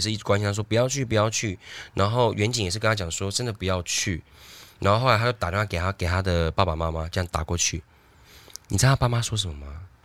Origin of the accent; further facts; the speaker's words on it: Taiwan; 我们台湾人